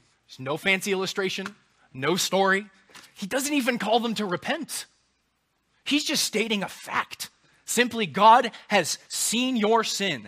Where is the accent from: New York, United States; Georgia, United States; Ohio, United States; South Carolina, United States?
South Carolina, United States; Charleston; also born or lived in Anderson; I grew up in Charleston